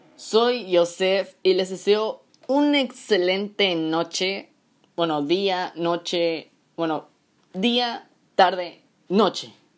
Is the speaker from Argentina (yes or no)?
no; Mexico; en México, en mi país bonito y querido